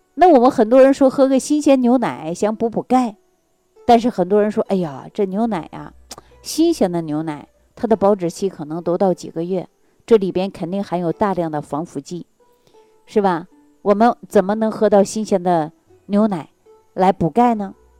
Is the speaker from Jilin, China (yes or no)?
yes; Jilin, China; moved away; 我的老家是吉林的。我们那个地方它不产橘子，也不产柚子，有很多水果呀，它都没有